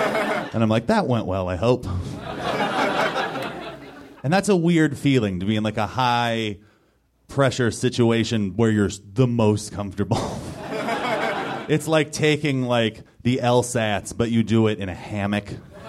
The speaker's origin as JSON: {"language": "English", "town": "Los Angeles", "region": "California", "country": "United States", "said": "I am from Southern California. Do we have anybody else here who's from Southern California?"}